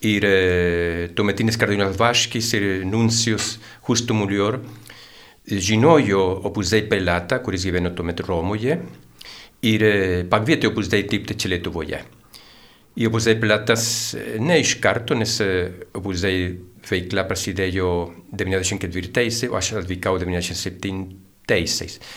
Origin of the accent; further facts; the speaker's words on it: Santiago, Santiago Metropolitan Region, Chile; Lithuanian is a second language; moved away as an adult; now in Lithuania; Taip, aš e, atvykau į Lietuvą prieš jau 26 metus. Aš esu čilietis, gimiau sostinėje Santiagė